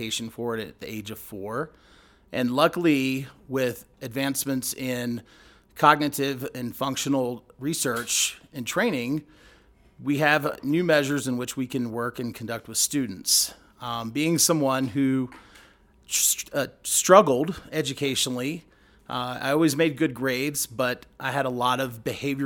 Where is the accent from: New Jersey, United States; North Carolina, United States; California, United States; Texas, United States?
North Carolina, United States; Greensboro; I was born in Greensboro, North Carolina